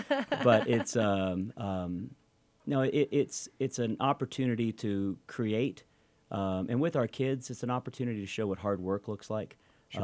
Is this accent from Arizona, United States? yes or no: no; Kentucky, United States; now in Utah, United States; I'm from Kentucky, if you didn't know.